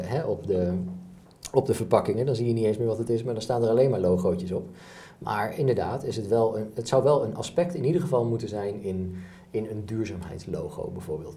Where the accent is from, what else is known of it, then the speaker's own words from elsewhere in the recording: Enschede, Overijssel, Netherlands; we hebben gemiddeld als Nederlander en dus ook als Enschedeer